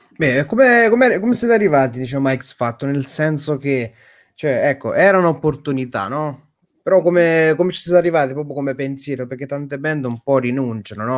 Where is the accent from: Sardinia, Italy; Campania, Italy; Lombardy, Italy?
Campania, Italy; Naples; Io sono napoletano, io sono... rimango napoletano